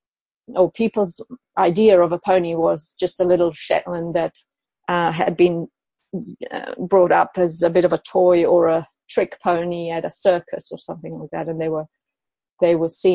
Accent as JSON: {"language": "English", "town": "Madrid", "region": "Community of Madrid", "country": "Spain", "tie": "born or raised there", "said": "I was born in Madrid in Spain"}